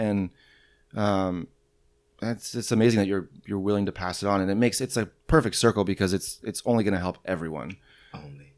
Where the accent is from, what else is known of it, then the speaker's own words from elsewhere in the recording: St. Louis, Missouri, United States; I'm from St. Louis